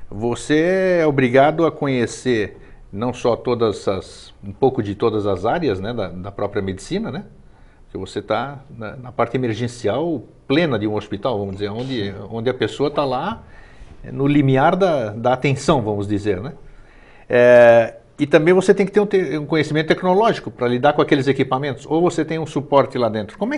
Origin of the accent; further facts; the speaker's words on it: São Paulo, Brazil; now in Florianópolis, Brazil; Eu estou aqui em Florianópolis fazem 20 anos. Eu vim de São Paulo, vim de um centro grande